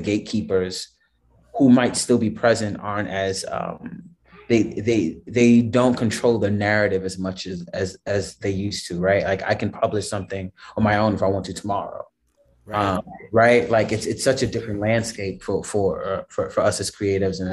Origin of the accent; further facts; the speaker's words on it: New York City, New York, United States; also born or lived in Brooklyn; born and raised in the Bronx, currently living in Brooklyn